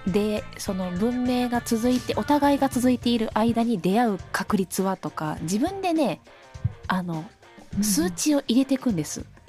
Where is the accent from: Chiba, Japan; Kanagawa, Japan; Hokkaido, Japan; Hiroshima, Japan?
Hiroshima, Japan; 広島人なので